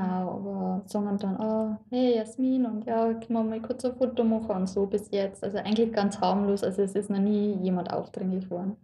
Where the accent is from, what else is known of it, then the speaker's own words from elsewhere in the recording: Lower Bavaria, Germany; ich bin eigentlich ziemlich ländlich aufgewachsen